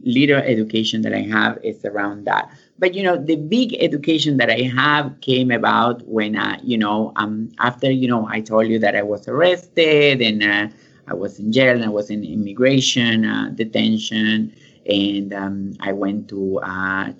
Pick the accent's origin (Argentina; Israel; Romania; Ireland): Argentina; moved away as an adult; now in United States; I'm from Argentina, and I went to music school